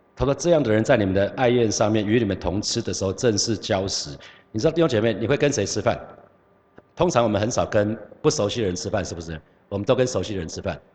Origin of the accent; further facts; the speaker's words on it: Hsinchu, Taiwan; 有老家在新竹